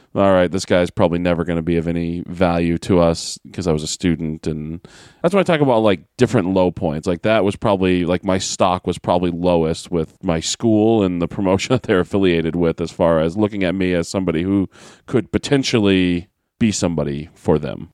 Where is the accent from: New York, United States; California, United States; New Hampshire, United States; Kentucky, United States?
New Hampshire, United States; Manchester; Manchester, New Hampshire, my hometown